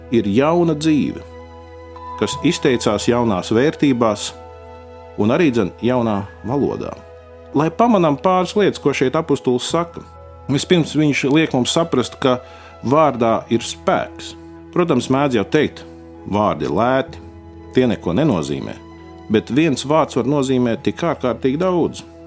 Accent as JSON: {"language": "Latvian", "country": "Latvia", "said": "mēs esam latvieši"}